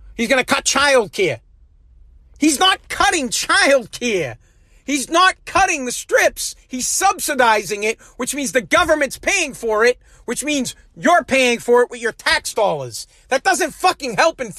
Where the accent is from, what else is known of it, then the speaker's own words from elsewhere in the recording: United States; as an American